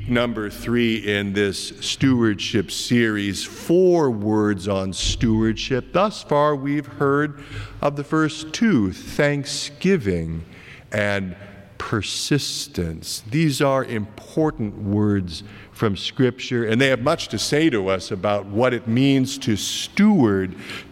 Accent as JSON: {"language": "English", "region": "Iowa", "country": "United States", "tie": "born or raised there", "moved": "yes", "said": "my home state of Iowa"}